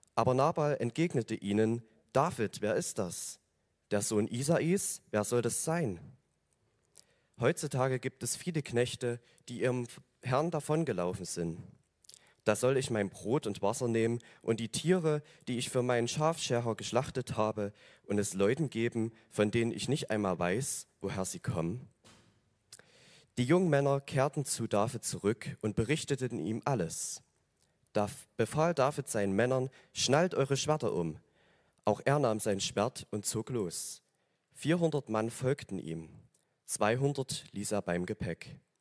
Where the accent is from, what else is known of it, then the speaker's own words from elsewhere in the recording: Oberdorf, Germany; ich komme aus Oberdorf, also das ist ein, ein Hügel hier einmal drüber